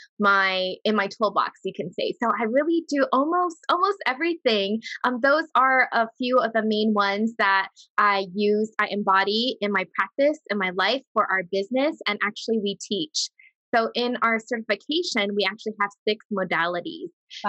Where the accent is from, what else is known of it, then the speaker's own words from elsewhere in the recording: Hawaii, United States; moved away as an adult; also born or lived in Las Vegas, Nevada; I'm from Hawaii, but when I first moved to Vegas when I was about 20